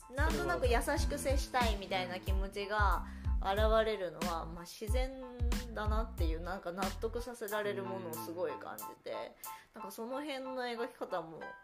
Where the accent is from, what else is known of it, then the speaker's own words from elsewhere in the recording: Tokyo, Japan; 東京生まれで東京育ちなんです。